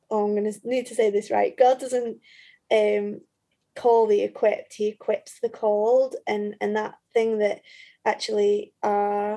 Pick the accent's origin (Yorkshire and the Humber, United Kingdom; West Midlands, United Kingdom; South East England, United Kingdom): Yorkshire and the Humber, United Kingdom; Leeds; also born or lived in Nottingham; I grew up in Leeds, but all of a sudden had nowhere to live in Leeds because my parents were in Skipton